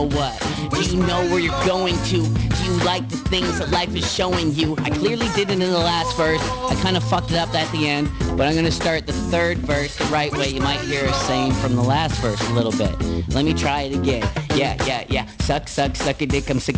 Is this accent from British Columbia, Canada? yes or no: yes; Nanaimo, British Columbia, Canada; moved away; I'm from Nanaimo